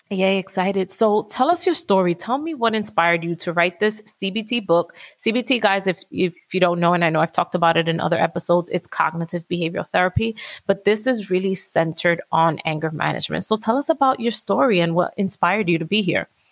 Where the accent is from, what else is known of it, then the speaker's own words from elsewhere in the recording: New York City, New York, United States; I'm from Washington Heights